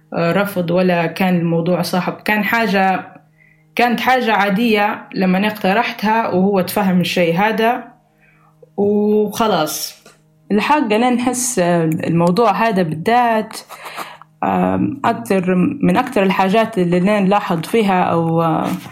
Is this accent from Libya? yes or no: yes; Libya; العادات والتقاليد الموجودة عندنا في ليبيا